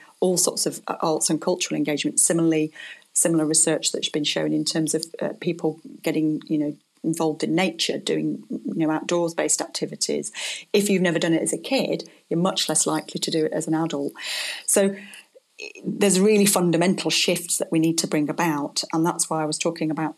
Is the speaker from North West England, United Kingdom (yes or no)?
yes; Blackpool, North West England, United Kingdom; I come from Blackpool